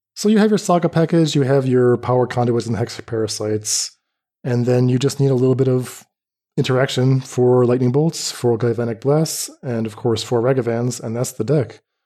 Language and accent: English; North Carolina, United States; moved away as an adult; now in Middle East; North Carolina.